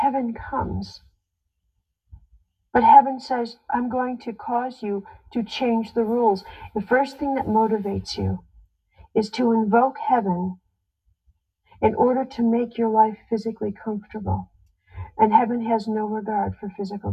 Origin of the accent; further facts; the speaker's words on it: Chicago, Illinois, United States; I was in Chicago, my hometown